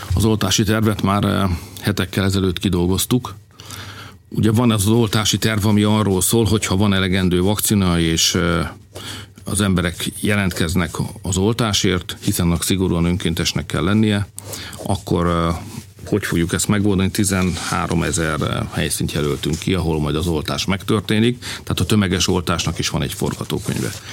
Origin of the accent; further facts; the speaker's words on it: Hungary; magyarok vagyunk